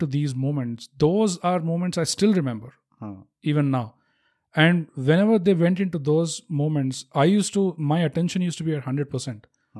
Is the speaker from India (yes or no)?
yes; Hyderabad, Telangana, India; I'm from Hyderabad.